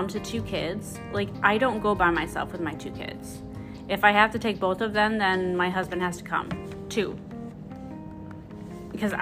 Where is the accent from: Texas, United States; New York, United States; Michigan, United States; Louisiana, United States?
Michigan, United States; east side of; now in Southwest Michigan, United States; the east side of Michigan